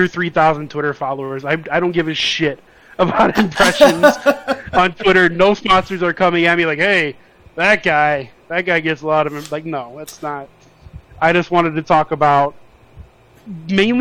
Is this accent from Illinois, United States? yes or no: yes; Chicago, Illinois, United States; moved away as an adult; also born or lived in Las Vegas; I grew up in Chicago